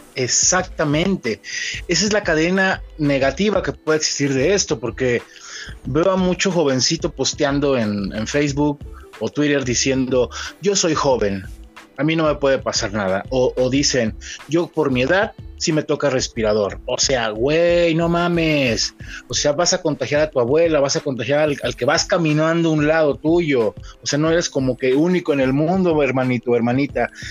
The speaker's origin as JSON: {"language": "Spanish", "country": "Mexico", "said": "somos mexicanos"}